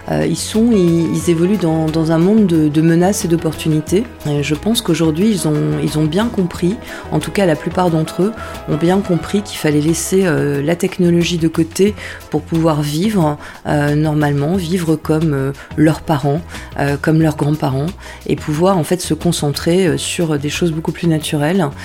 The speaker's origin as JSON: {"language": "French", "area": "the North", "region": "Hauts-de-France", "country": "France", "tie": "born or raised there", "also_born_or_lived": "Paris region / Marcq-en-Barœul", "said": "je suis arrivée dans le Nord, j'avais 7 ans. Je me souviens particulièrement de cette journée, c'était au moment de... Donc je suis native de région parisienne, je suis arrivée dans le Nord quasiment un jour de braderie, quelques jours avant la braderie à Marc-en-Barœul"}